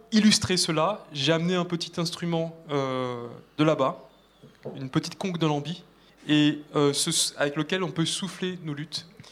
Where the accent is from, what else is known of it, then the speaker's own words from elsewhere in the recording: Martinique; moved away; j'ai grandi en Martinique